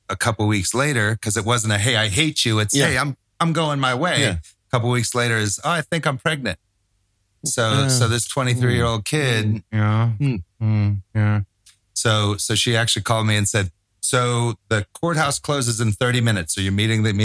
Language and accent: English; Tampa, Florida, United States; moved away; Tampa, which is my hometown